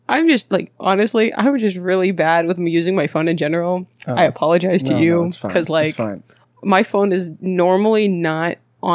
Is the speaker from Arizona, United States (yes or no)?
no; Bakersfield, California, United States; born there; also born or lived in Maryland / Texas / Mexico / San Diego; I was born in Bakersfield, but then mm-hmm. I lived in Maryland, Texas, Mexico, San Diego, and then I'm here.